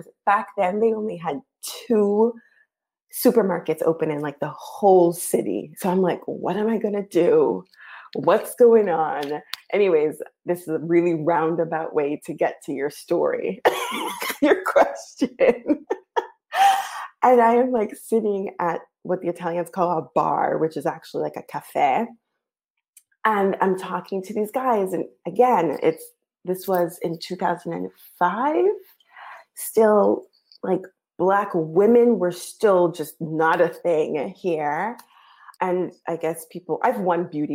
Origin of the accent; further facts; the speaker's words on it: United States; moved away as an adult; now in Italy; When I first got here, I would tell people, oh, I'm American.